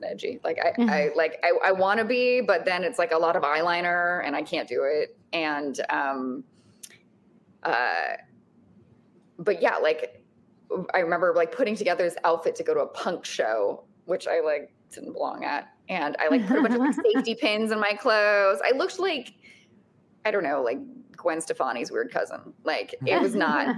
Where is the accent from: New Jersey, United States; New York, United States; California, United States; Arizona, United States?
Arizona, United States; Tucson; I grew up in Tucson, Arizona.